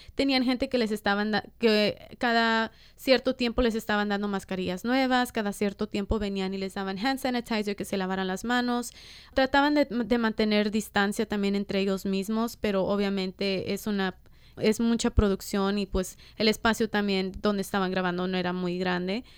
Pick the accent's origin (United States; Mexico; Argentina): United States; Los Angeles, California; yo soy de Boyle Heights, crecí en Boyle Heights y en East